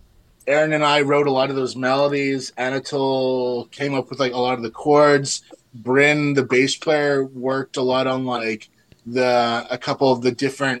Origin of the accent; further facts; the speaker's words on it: Winnipeg, Manitoba, Canada; we're from Winnipeg